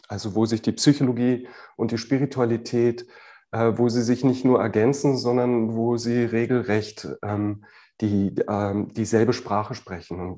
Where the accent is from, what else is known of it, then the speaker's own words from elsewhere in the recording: Berlin, Germany; moved away as an adult; also born or lived in near Freiburg; Ich bin in Westberlin geboren, das heißt wirklich von, von der Mauer ähm, und auf allen Seiten äh, eingerahmt. Und äh, bis zu meinem 20. Lebensjahr habe ich sehr gerne hier gelebt